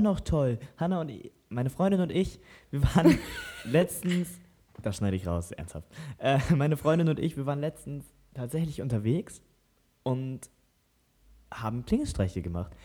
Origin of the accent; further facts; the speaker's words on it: Lower Saxony, Germany; wir kommen aus Niedersachsen